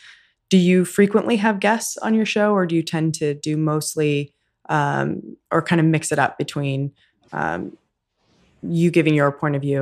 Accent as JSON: {"language": "English", "town": "Houston", "region": "Texas", "country": "United States", "said": "I'm from Houston."}